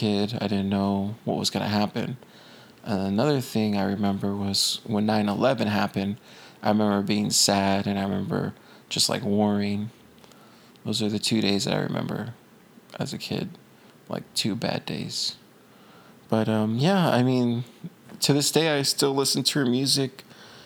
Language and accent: English; Corpus Christi, Texas, United States; moved away; I grew up in Corpus